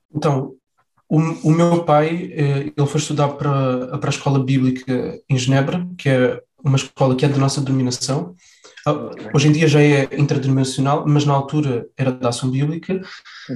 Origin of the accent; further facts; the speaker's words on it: Faro, Algarve, Portugal; Eu sou nascido em Faro, cresci em Faro, estudei em Faro.